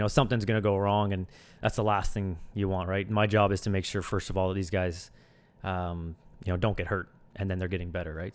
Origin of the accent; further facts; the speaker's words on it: Sackville, New Brunswick, Canada; moved away as an adult; also born or lived in Antigonish, Nova Scotia; now in Halifax, Canada; I grew up in, in Sackville, New Brunswick, just a small town, uh, not too far outside of Moncton